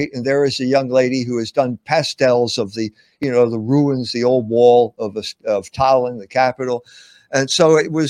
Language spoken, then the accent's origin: English; Pennsylvania, United States; I'm from Pennsylvania. I grew up in Pennsylvania